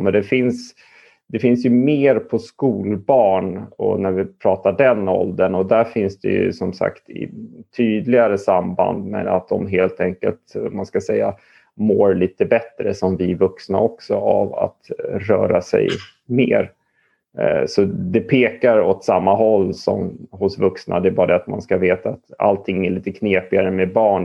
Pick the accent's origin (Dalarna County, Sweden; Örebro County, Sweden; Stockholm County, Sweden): Stockholm County, Sweden; Stockholm; jag är uppvuxen i Stockholm